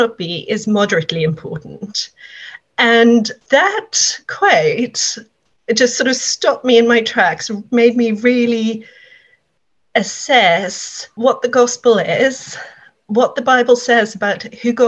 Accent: South Africa; now in England; I am a South African originally

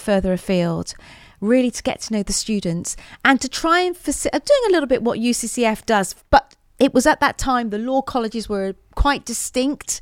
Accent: Portland, South West England, United Kingdom; also born or lived in Weymouth; I grew up in Portland in Dorset.

